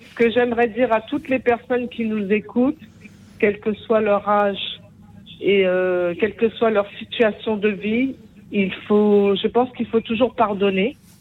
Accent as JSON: {"language": "French", "town": "Paris", "region": "Île-de-France", "country": "France", "tie": "born or raised there", "also_born_or_lived": "Antilles", "said": "depuis mon enfance, dans le 14e arrondissement à Paris"}